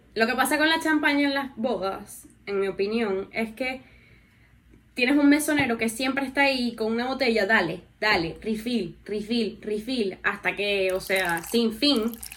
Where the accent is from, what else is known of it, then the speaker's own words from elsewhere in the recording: Venezuela; also born or lived in New York; nosotros somos vecinos de Guyana.